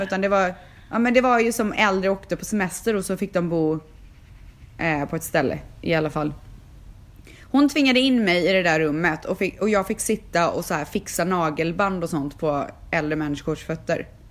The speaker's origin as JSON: {"language": "Swedish", "country": "Sweden", "moved": "as an adult", "lives_now": "Los Angeles, United States", "said": "jag är frisör, jag är från Sverige"}